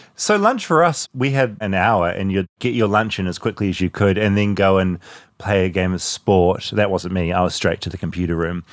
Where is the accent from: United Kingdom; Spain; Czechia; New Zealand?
New Zealand; moved away as an adult; now in United States; When I was growing up in New Zealand